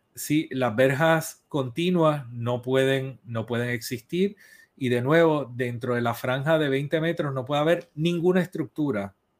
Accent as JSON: {"language": "Spanish", "country": "Puerto Rico", "said": "soy boricua"}